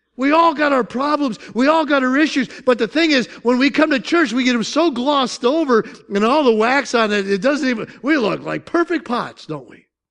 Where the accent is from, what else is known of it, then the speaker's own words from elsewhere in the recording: Syracuse, New York, United States; moved away; I'm from South, South, South Syracuse